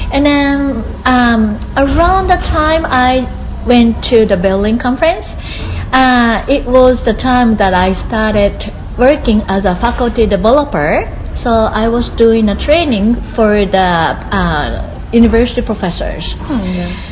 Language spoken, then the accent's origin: English; Japan; I live in Tokyo right now, but I will be moving to Kyoto next year, mm -hmm. and uh, to be uh, a principal of high school.